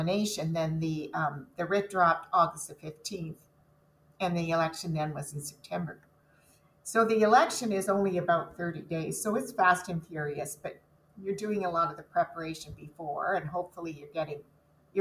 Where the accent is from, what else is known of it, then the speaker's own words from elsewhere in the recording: Dunnville, Ontario, Canada; also born or lived in Waterloo Region, Ontario; I was raised in Dunville